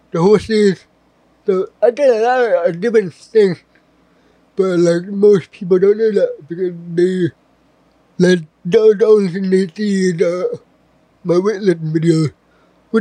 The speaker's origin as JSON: {"language": "English", "town": "Westminster", "region": "Maryland", "country": "United States", "tie": "born or raised there", "also_born_or_lived": "Vietnam", "said": "I was born in Vietnam. Stayed there for the first year of my life, and then I was forcibly adopted by a single mother who had a Korean son already, which he became my brother, and she brought me over to America. We live in Westminster, Maryland. But I've had a really good, really good childhood"}